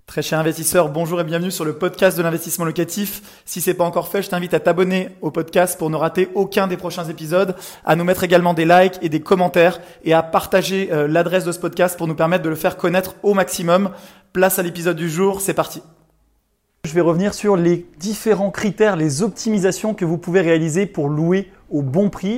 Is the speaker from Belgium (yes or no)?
no; Chambéry, Auvergne-Rhône-Alpes, France